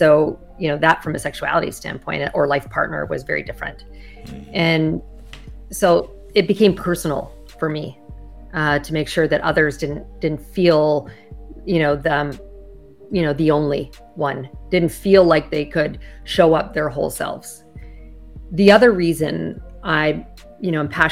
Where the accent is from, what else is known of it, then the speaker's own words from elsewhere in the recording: Canada; moved away as an adult; now in United States; I'm originally from Canada